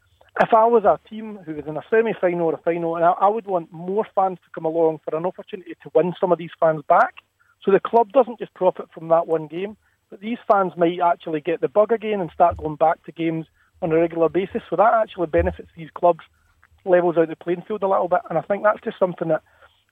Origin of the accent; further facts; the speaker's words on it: Airdrie, Scotland, United Kingdom; So I'm from Airdrie, I support Airdrie.